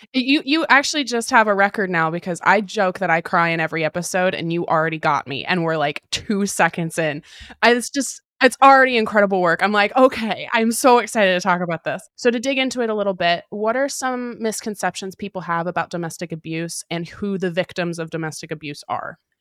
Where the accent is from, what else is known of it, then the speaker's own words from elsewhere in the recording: Pacific Northwest, United States; was born and raised in the Pacific Northwest